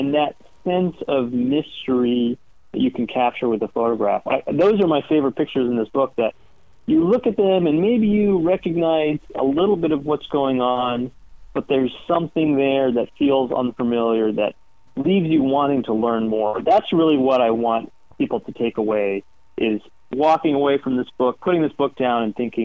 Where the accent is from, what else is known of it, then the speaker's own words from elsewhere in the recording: Atlanta, Georgia, United States; I grew up in Atlanta, Georgia, kind of hiking around the woods with my older brother and sister